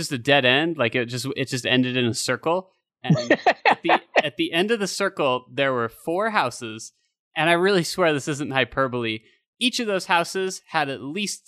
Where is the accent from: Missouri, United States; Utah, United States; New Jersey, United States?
Utah, United States; I'm from Utah